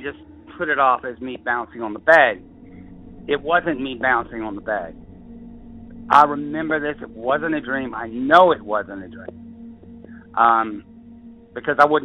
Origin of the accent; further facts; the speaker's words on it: Savannah, Georgia, United States; now in southern Appalachians, United States; I was raised in Savannah, Georgia, and we were in the mountains. I live here in the mountains now